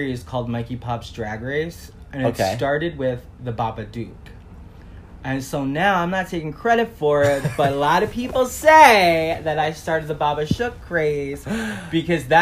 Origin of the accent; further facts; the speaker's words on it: New York City, New York, United States; From New York, from Staten Island.